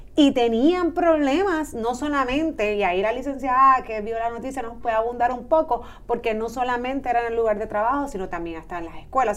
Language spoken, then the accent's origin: Spanish; Puerto Rico; somos puertorriqueños